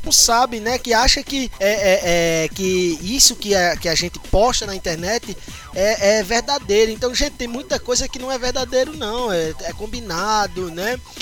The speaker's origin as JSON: {"language": "Portuguese", "town": "São Rafael", "region": "Rio Grande do Norte", "country": "Brazil", "tie": "born or raised there", "also_born_or_lived": "Natal, Rio Grande do Norte", "said": "toda a minha infância e adolescência, até os meus 18 anos, é, eu cresci na cidade, no, no, interior, chamado São Rafael."}